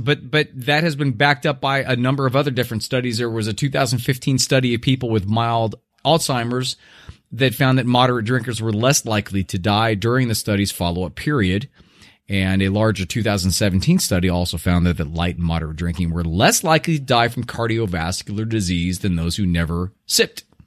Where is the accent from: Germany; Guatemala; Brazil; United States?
United States; Irvine, California; moved away; U C I, which is actually my hometown, uh, uh, University of California, Irvine, uh, back, uh, in Orange County